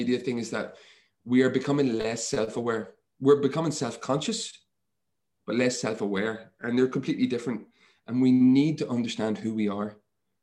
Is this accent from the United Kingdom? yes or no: yes; Northern Ireland, United Kingdom; moved away as an adult; also born or lived in Montpellier, France; when I grew up in Ireland, in Northern Ireland, physical contact wasn't the thing that we did